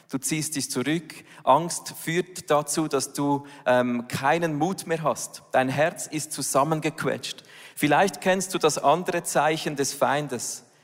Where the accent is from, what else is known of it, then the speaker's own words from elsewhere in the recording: Switzerland; Das ist ja nicht gerade unsere Heimat als Schweizer